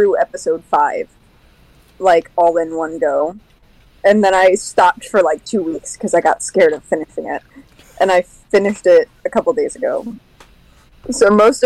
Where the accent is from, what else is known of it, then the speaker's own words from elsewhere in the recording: Florida, United States; I'm a proud Floridian. I am born and raised in Florida